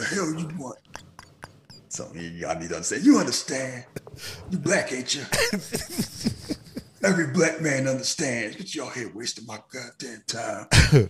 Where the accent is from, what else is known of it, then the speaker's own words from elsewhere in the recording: the South, United States; I'm from the South. I get that.